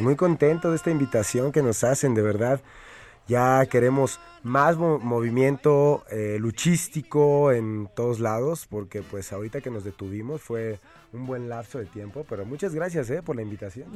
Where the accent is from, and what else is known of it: Mexico